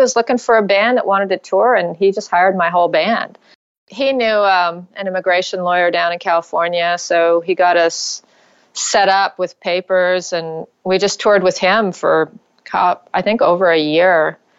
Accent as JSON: {"language": "English", "town": "Ottawa", "region": "Ontario", "country": "Canada", "tie": "born or raised there", "also_born_or_lived": "Vancouver, Canada / Austin, Texas", "moved": "as an adult", "said": "I moved from Ottawa to Vancouver when I was 18"}